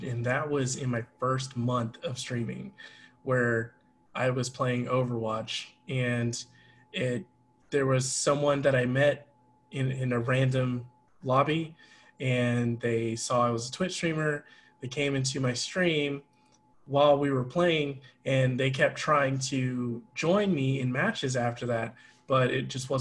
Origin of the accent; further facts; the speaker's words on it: United States; growing up in America